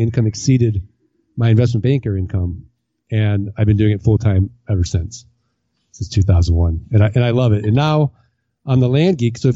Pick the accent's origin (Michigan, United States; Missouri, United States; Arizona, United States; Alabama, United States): Missouri, United States; I'm from Missouri. I'm from the Show Me State